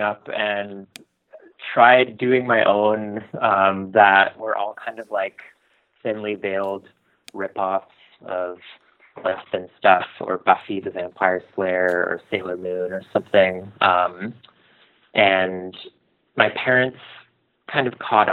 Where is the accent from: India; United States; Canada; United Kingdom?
Canada; Ottawa, Ontario; I grew up in Ottawa.